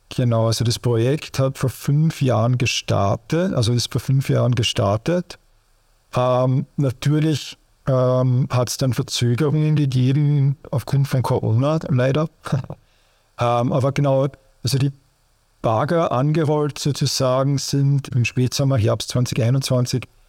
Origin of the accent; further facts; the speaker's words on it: Austria; bei uns in Österreich